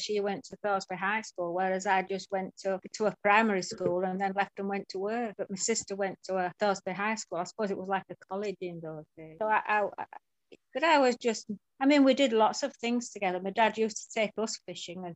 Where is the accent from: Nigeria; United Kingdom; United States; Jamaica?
United Kingdom; Leeds, Yorkshire and the Humber; I was born in St. James's Hospital, Hare Hills. I lived in Hare Hills for 19 years before I got married.